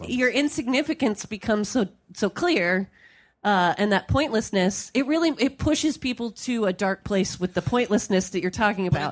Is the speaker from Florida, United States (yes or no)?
no; California, United States; I'm from California.